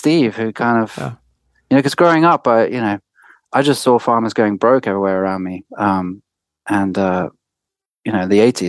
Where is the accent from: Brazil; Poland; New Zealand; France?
France; moved away as an adult; also born or lived in England / Paris; now in United States; I grew up in France. I was born in France and lived all my life in France. But my father, being English, was quite keen to send me to school in England. So I got packed off to school at an early age in boarding school. And so I would go to school to England and then come back home to France